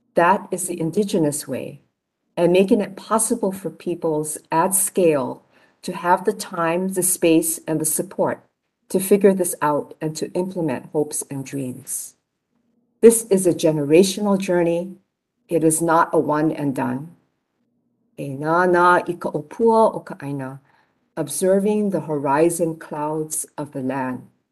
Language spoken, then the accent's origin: English; Honolulu, Hawaii, United States; I was born in Kalihi near the mountains uh, where I now live